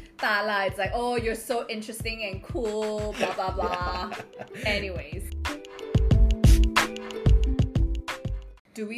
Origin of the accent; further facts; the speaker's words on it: Hong Kong; now in Singapore; I'm 28 this year. I was born in Hong Kong, but now I'm in Singapore, which is where we are now.